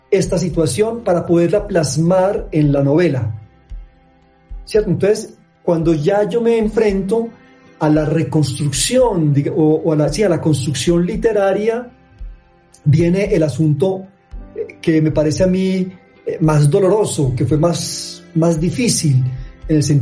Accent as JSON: {"language": "Spanish", "town": "Medellín", "region": "Antioquia", "country": "Colombia", "said": "en tanto que somos de Medellín, de Antioquia y de Colombia"}